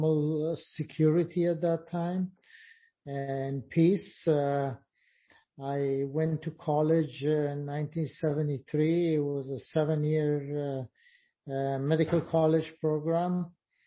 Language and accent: English; Afghanistan; moved away as an adult; now in New York, United States; I came from Afghanistan as a refugee in 1982, and I've been living in New York for the last 27 years.